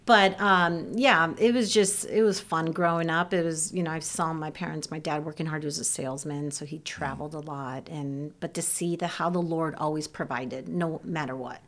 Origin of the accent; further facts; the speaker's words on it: Ohio, United States; first language Serbian; English is a second language; I grew up in Ohio